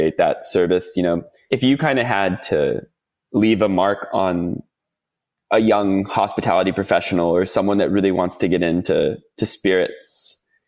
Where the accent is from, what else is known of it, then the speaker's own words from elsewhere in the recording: United States; accent: American; moved away as an adult; now in Australia; my American accent, I'm not from Australia